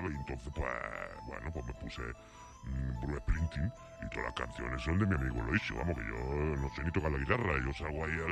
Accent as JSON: {"language": "Spanish", "town": "Calahorra", "region": "La Rioja", "country": "Spain", "said": "aquí de Calahorra, macho. Eh, voy a ser yo norteamericano ni qué tontería más tonta. Yo soy de aquí, yo soy más español que vamos con la tortilla de patata."}